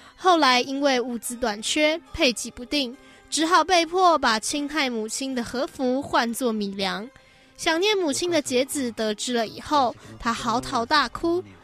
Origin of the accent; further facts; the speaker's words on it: Taiwan; 我是，我是台湾人嘛